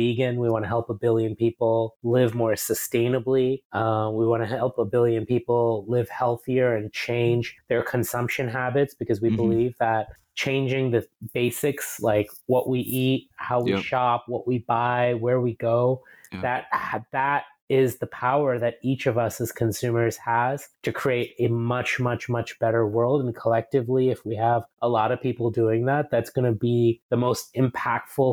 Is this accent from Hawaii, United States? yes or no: no; New York City, New York, United States; moved away as an adult; also born or lived in India; now in Singapore; we moved to the States when I was just 4 years old from India, and I grew up in New York City.